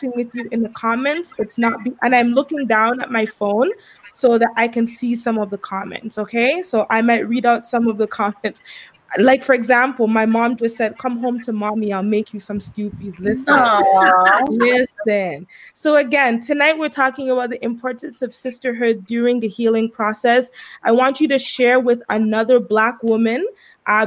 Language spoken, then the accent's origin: English; Antigua & Barbuda; I grew up in Antigua. So I grew up in the beautiful island of Antigua.